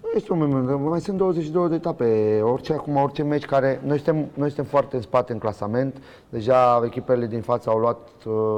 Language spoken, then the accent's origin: Romanian; Romania; moved away as an adult; also born or lived in Spain; sunt român, m-am născut aici